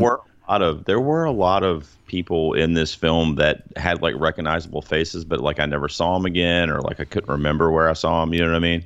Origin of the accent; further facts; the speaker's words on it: United States; us as Americans